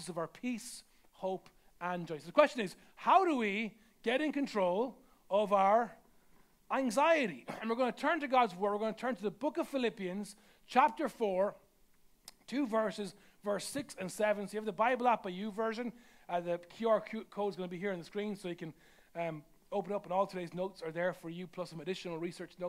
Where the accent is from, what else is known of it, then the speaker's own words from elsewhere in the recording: Ireland; I'm Irish